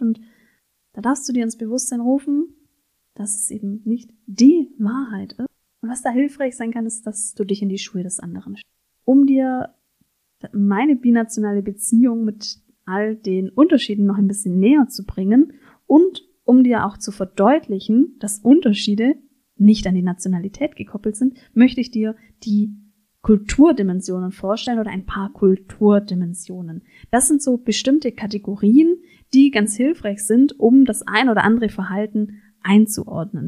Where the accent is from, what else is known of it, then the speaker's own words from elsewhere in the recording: Germany; ich als Deutsche eben sehr individualistisch auch sozialisiert bin